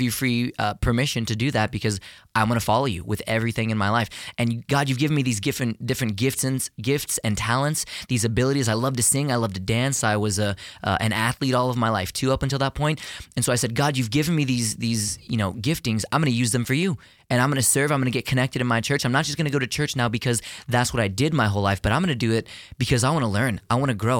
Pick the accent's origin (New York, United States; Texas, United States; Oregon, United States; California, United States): Texas, United States; Houston; born or raised there